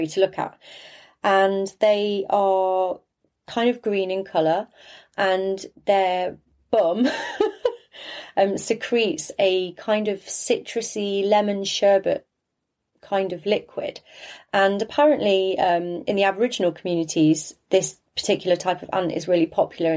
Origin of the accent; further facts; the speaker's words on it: near Leicester, East Midlands, United Kingdom; also born or lived in Australia; now in Bristol, United Kingdom; Growing up in the Midlands, you know, in Leicester in particular, which is near where I grew up